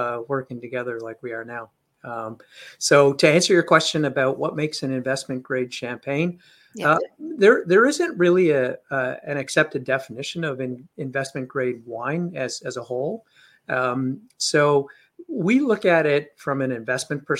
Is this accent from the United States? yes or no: no; India; also born or lived in London, United Kingdom; now in Canada; My parents are old school Indian parents. I was born in India